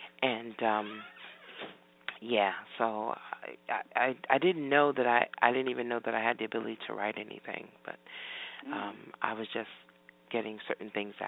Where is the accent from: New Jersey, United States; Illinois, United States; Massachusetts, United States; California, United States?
New Jersey, United States; So that's pretty much my childhood growing up in Jersey.